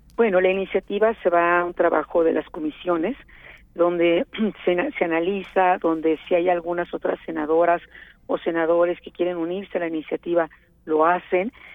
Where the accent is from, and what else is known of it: Mexico